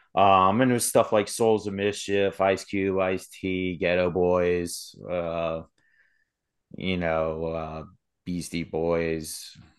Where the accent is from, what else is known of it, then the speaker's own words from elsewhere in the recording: Sterling, Virginia, United States; moved away as an adult; also born or lived in Berryville, Virginia; now in West Virginia, United States; I grew up in Sterling, Virginia